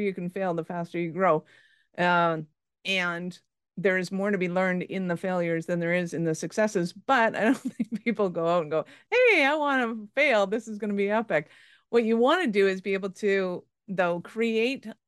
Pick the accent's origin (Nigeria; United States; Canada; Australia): Canada; now in Calgary, Canada; as a Canadian, and especially in Calgary